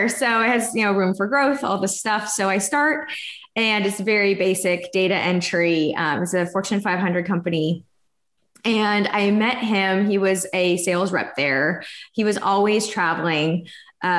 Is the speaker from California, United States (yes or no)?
no; Texas, United States; moved away as an adult; also born or lived in Florida; I'm from Texas originally, but we moved from Florida because I went out there to go to school